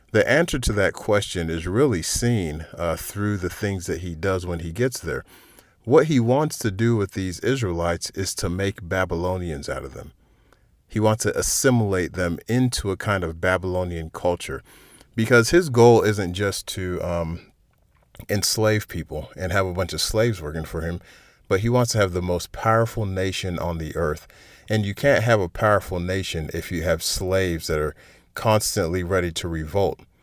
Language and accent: English; United States; externally I'm an American and I'm appropriately patriotic